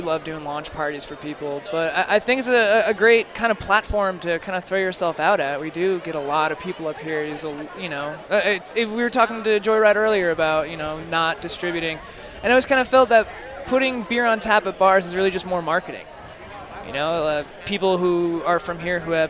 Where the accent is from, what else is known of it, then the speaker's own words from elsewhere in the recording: East Coast, United States; now in Denver, United States; I'm from the East Coast